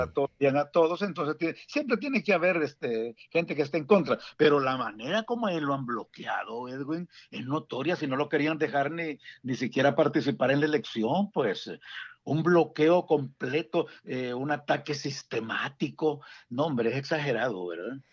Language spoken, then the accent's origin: Spanish; San Salvador, El Salvador; moved away as an adult; also born or lived in Dallas Fort Worth, Texas / Houston, Texas; now in Washington metropolitan area, United States; como salvadoreño y principalmente por capitalino, yo soy originario de Salvador, originario de San Salvador